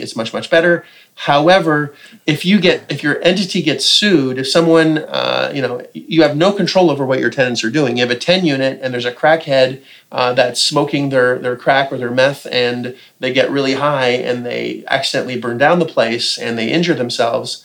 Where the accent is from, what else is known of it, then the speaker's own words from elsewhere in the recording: Canada; as a Canadian